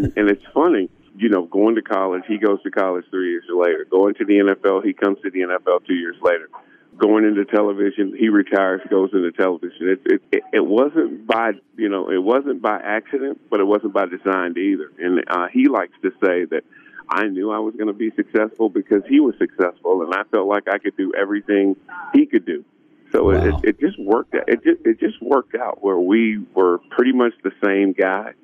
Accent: Georgia, United States; moved away as an adult; also born or lived in South Carolina; I'm 3 hours from where I grew up in Georgia

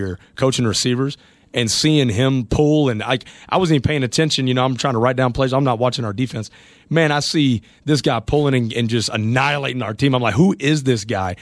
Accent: Texas, United States; growing up in Texas

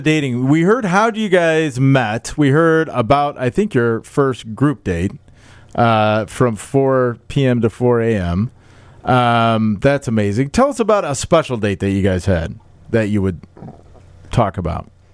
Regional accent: Des Moines, Iowa, United States; moved away; I'm from Des Moines.

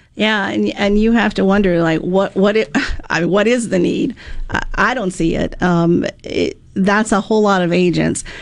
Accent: Mississippi, United States; also born or lived in Florida; back in Mississippi, my home state

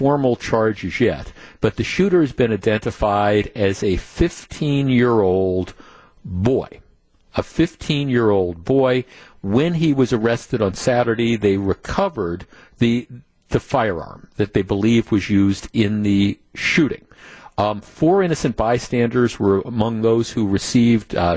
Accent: Glendale, Wisconsin, United States; when I grew up in Glendale

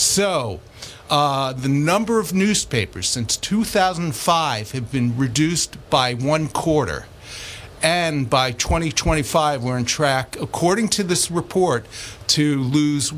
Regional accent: New York City, New York, United States; I grew up in Queens

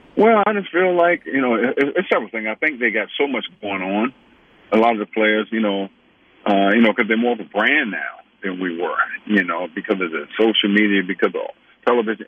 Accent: Atlanta, Georgia, United States; also born or lived in France; I was born in Sorbonne, France, but Atlanta is where I'm from.

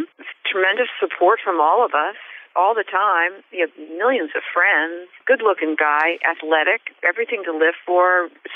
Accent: New Jersey, United States; moved away as an adult; now in Manchester, Vermont, United States; I'm originally from New Jersey. I grew up in New Jersey, and I moved to Vermont 15 years ago.

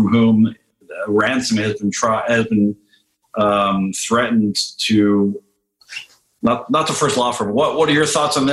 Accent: Canada; now in United States; up in my home country where you are

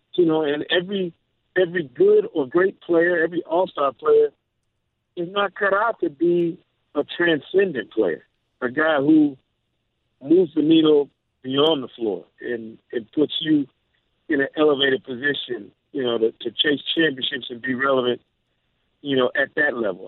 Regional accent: Michigan, United States; moved away; also born or lived in Mississippi; I'm a Jackson State guy. You know, for college, but born and raised in Michigan, a Michigan fan since birth

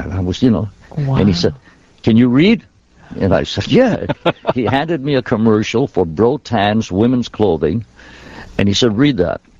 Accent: Triple Cities, New York, United States; which employed 99% of the Italian population in my hometown.

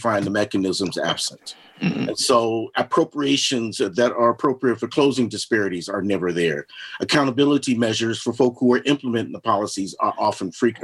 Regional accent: Los Angeles, California, United States; now in Asheville, United States; I grew up out in Los Angeles

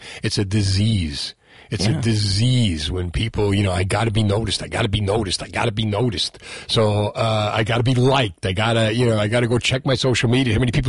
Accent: Marlboro, New Jersey, United States; But nobody's going, I'm from Marlboro. I say it with pride.

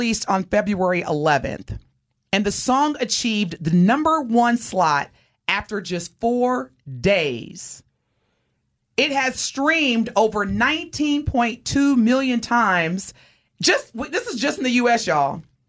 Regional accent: Southern Indiana, United States; now in Texas, United States; I was born and raised in Southern Indiana.

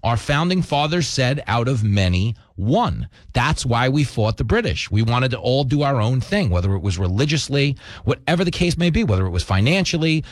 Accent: Levittown, New York, United States; I grew up in Levittown, New York

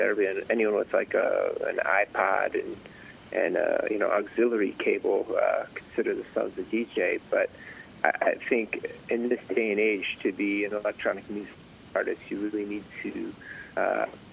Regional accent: Chicago, Illinois, United States; now in California, United States; I was a kid growing up in Chicago

